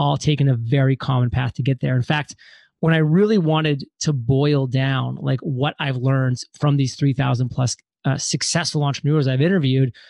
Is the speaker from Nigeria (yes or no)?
no; Maine, United States; moved away; also born or lived in Providence, Rhode Island; born and raised in Maine